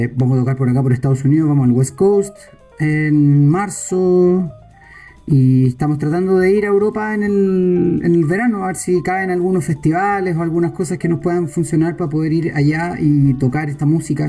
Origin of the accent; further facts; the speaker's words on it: Santiago, Santiago Metropolitan Region, Chile; moved away; Pablo y yo somos de Santiago de Chile